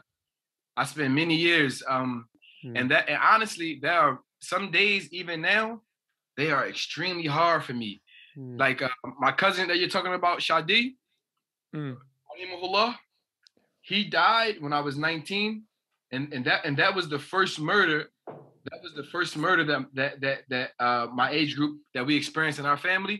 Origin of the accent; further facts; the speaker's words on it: New Jersey, United States; I'm from New Jersey, that's the East Coast of America